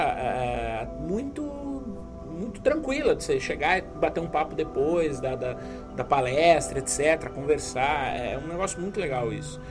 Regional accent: Brazil; vim do Brasil, é minha primeira vez aqui.

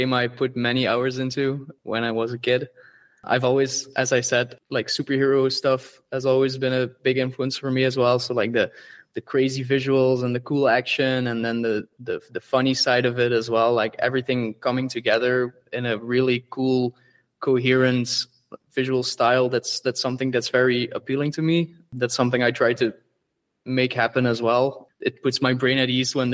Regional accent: Belgium; where we're from, we're from Belgium

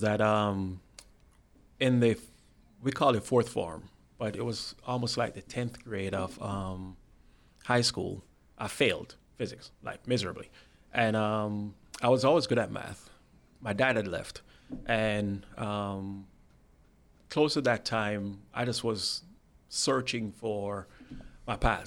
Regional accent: Spanish Town, Saint Catherine, Jamaica; moved away; I'm from a town called Spanish Town, Jamaica.

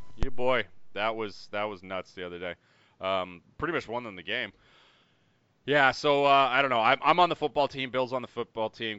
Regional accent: Canada; we are Canadian up here

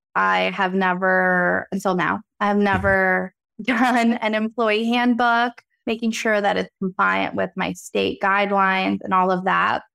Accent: Reading, Pennsylvania, United States; the Reading Railroad, first railroad after you pass Go, is my hometown

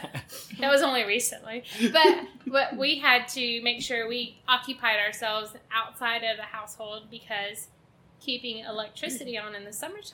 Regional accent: San Antonio, Texas, United States; also born or lived in Dallas; I was born in Dallas. I grew up in South San Antonio, lived in multiple locations

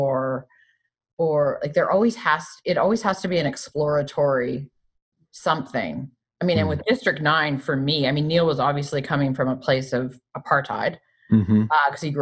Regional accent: Canada; growing up in Canada

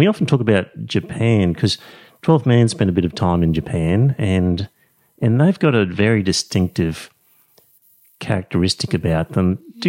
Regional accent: Australia; I said, no, I'm Aussie.

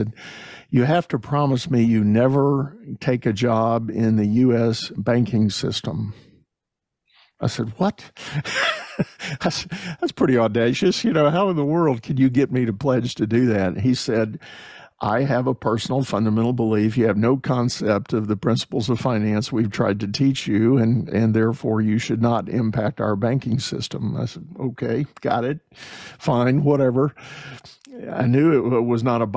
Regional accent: Texas, United States; myself being a Texan

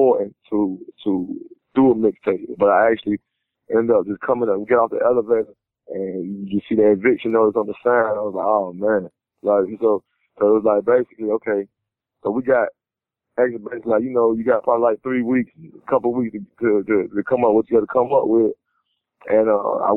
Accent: Miami, Florida, United States; I'm from the Red. It's just it's a neighborhood in Miami, but I'm from the southern part of Miami

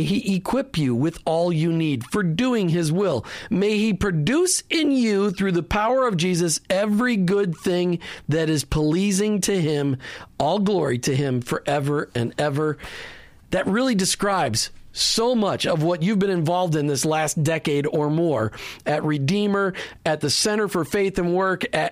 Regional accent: Minnesota, United States; now in Florida, United States; I'm from Minnesota, so I miss the cold and the snow.

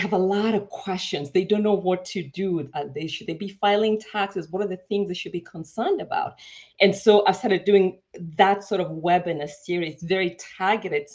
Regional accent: Kenya; moved away as an adult; now in United States; So I was born in Kenya. I grew up in a little city just outside of the city. And I came to the U.S. to actually go to college.

